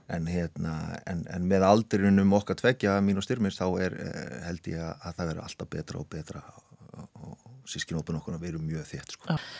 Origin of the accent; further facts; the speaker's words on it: Hafnarfjörður, Capital Region, Iceland; also born or lived in Siglufjörður; ég eru þetta alin upp alla mína ævi nánast í, í, í, hérna, í Vestibænum og Norðbænum í Hafnafyrði